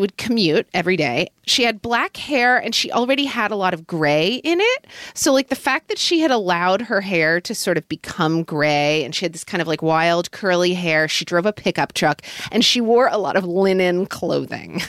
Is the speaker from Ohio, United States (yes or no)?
no; Oklahoma City, Oklahoma, United States; growing up in Oklahoma